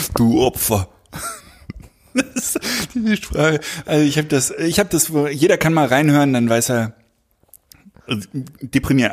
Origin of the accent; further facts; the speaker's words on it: Berlin, Germany; ich bin ja Berliner und ich bin auch in der Nähe eines ähm, einer Siedlung, einer, eines Ghettos groß geworden